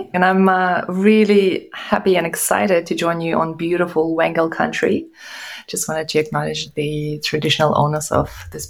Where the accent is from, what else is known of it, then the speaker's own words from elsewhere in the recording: Russia; also born or lived in Kazakhstan / Germany; I was born in Kazakhstan, I grew up in Russia and Germany